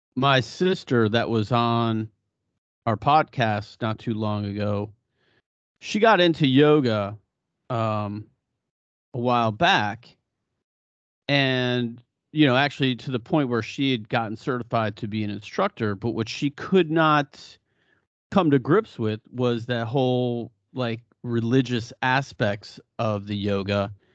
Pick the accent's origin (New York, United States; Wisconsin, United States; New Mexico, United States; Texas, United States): New York, United States; Buffalo; moved away; also born or lived in Los Gatos; growing up in Buffalo, we had nothing but community